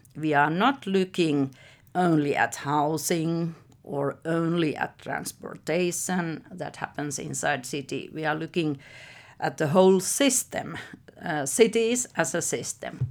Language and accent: English; Helsinki, Uusimaa, Finland; I was born in Helsinki and I'm now sixty-six years old, so I have lived all my life here